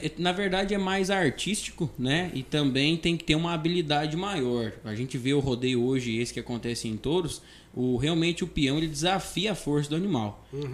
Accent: Carazinho, Rio Grande do Sul, Brazil; now in Espigão do Leste, Brazil; eu sou nascido em Carazinho, no Rio Grande do Sul, uhum. sou gaúcho

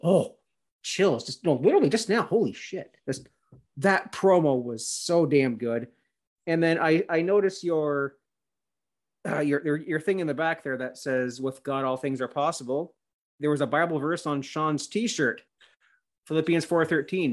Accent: Canada; I'm a Christian Canadian

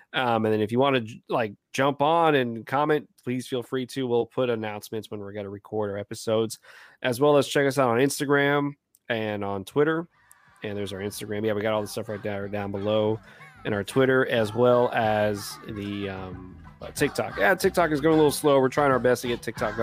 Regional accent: Texas, United States; we're from Texas

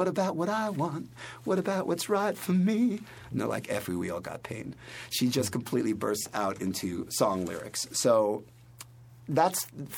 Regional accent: New York City, New York, United States; I know I talk really fast, but I am a New Yorker.

